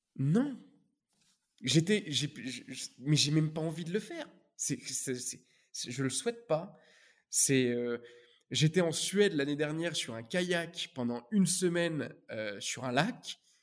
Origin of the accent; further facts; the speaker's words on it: Normandy, France; moved away as an adult; also born or lived in Paris; je venais de Normandie